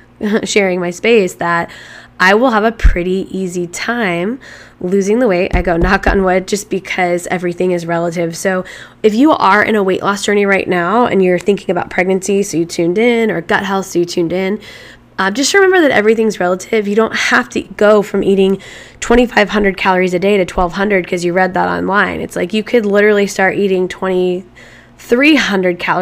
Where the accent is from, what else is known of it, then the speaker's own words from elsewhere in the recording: Midwest, United States; growing up in the Midwest